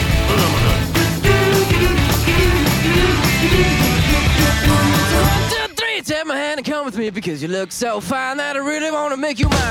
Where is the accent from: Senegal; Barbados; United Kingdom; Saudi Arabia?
United Kingdom; Manchester, North West England; despite being a Mancunian